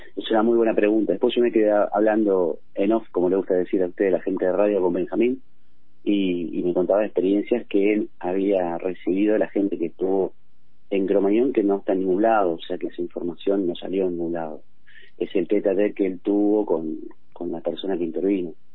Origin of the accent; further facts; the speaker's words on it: Buenos Aires Province, Argentina; moved away as an adult; now in Miramar, Argentina; claramente yo soy de la Buenos Aires, de la zona oeste, y he migrado por toda la provincia justamente en mi actividad